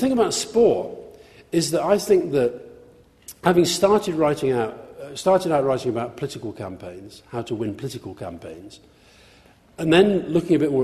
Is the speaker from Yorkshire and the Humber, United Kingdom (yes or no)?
yes; Yorkshire and the Humber, United Kingdom; I grew up in Yorkshire. I was born in Yorkshire to Scottish parents.